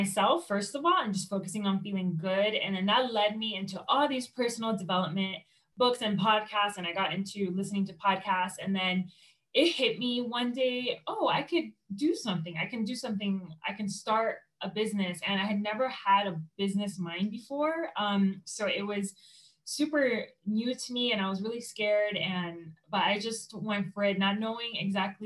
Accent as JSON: {"language": "English", "town": "Miami", "region": "Florida", "country": "United States", "moved": "as an adult", "lives_now": "Colorado, United States", "said": "I'm originally from Miami, Florida"}